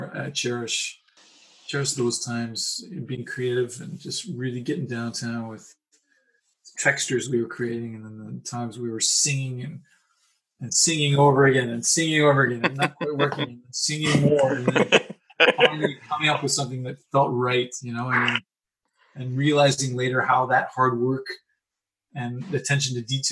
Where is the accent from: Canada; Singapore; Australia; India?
Canada; Ontario; this little kid who grew up in the suburbs